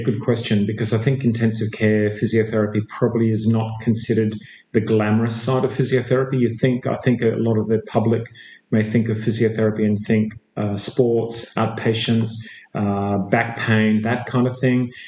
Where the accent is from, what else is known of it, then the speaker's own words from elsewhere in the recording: Perth, Western Australia, Australia; moved away as an adult; also born or lived in Melbourne, Australia / Chicago, United States / England; now in Sydney, Australia; I was born in Perth, Australia. Uh, I spent um, uh, some time initially graduating in Perth, Australia, back in the mid '80s.